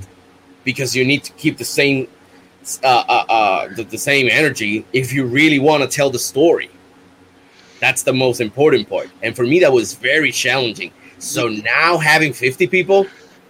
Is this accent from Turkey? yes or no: no; Bayamón, Puerto Rico; my hometown, Bayamón